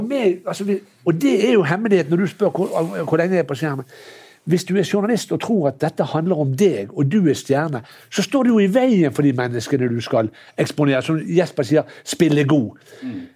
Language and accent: Norwegian; Norway; jeg har vokst opp i Norge